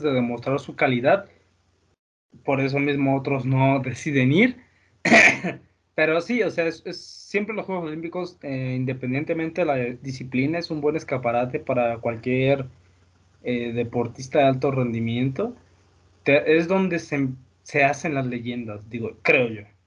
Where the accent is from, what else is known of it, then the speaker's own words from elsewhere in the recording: Mexico; como somos los mexicanos